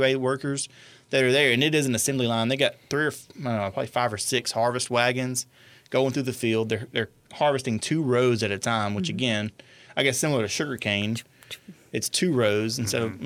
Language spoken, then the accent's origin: English; Franklin Parish, Louisiana, United States; I grew up in Franklin Parish